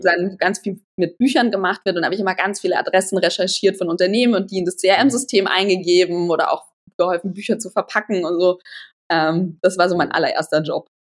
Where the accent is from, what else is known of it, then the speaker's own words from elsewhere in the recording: near Holzkirchen, Bavaria, Germany; also born or lived in Weilheim; Ich bin aufgewachsen in der Nähe von Holzkirchen. Da war ich die ersten zehn Jahre von, in meinem Leben und dann ging es irgendwann Richtung Weilheim. Ähm, auch wieder immer noch Nähe München